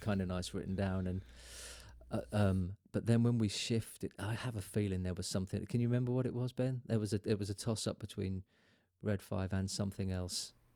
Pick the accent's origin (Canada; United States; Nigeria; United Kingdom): United Kingdom; Lowestoft, East of England; moved away as an adult; also born or lived in London; my hometown of Lowestoft